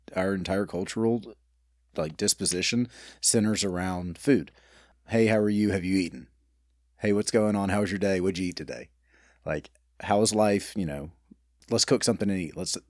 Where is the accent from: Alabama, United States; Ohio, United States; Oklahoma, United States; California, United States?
Alabama, United States; Birmingham; Born and raised in Birmingham, I'm one of three boys. I come from a family of attorneys who came from a family of restaurant operators. I'm in love with my city and married and have a one-year-old daughter